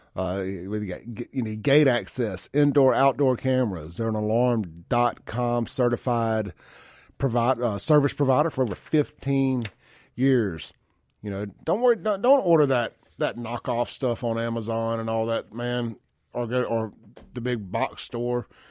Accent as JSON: {"language": "English", "town": "Jackson", "region": "Mississippi", "country": "United States", "tie": "born or raised there", "said": "I grew up on Lynch Street at my dad's store"}